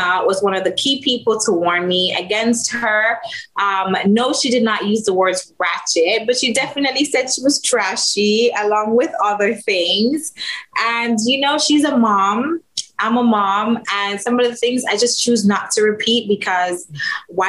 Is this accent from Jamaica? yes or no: yes; Jamaica; I'm Jamaican